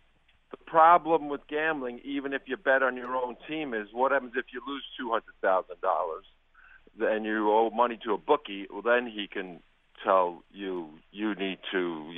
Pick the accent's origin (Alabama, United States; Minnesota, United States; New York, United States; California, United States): New York, United States; New York City; I grew up in East New York where you don't do anything with the mafia